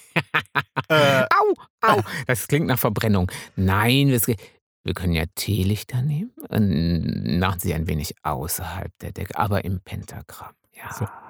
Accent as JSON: {"language": "German", "area": "Münsterland", "region": "North Rhine-Westphalia", "country": "Germany", "said": "ich bin ja Münsterländer"}